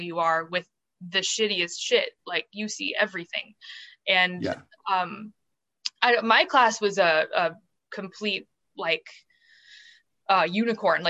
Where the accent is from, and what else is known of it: St. Louis, Missouri, United States; born or raised there; also born or lived in Springfield, Missouri